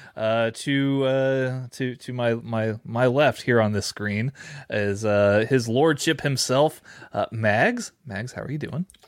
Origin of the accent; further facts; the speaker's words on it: San Antonio, Texas, United States; I was born in San Antonio